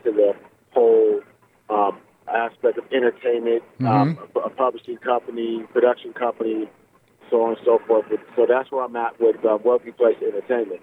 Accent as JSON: {"language": "English", "town": "Riverside", "region": "California", "country": "United States", "tie": "born or raised there", "said": "I grew up in Riverside. I grew up on the east side of Riverside"}